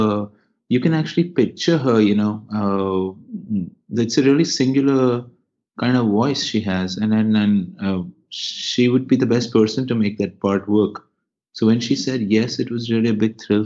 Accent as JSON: {"language": "English", "town": "Mumbai", "region": "Maharashtra", "country": "India", "tie": "born or raised there", "said": "I grew up in Bandra"}